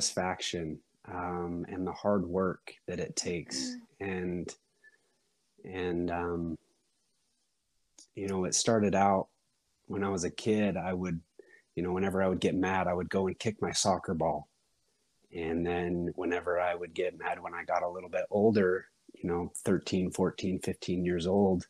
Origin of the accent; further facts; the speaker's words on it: Sundance, Utah, United States; I was born up in Sundance